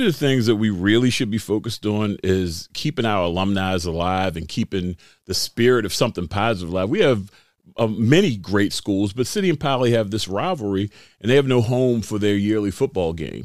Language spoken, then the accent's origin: English; Baltimore, Maryland, United States; I grew up right here in Baltimore